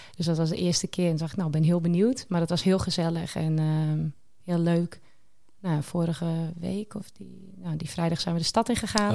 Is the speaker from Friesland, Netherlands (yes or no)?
yes; Sneek, Friesland, Netherlands; ik ben 32 jaar en ik kom uit Sneek.